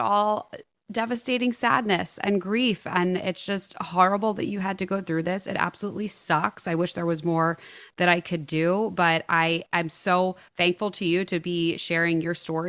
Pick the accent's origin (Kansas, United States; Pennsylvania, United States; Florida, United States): Pennsylvania, United States; Philadelphia; we're from Philadelphia.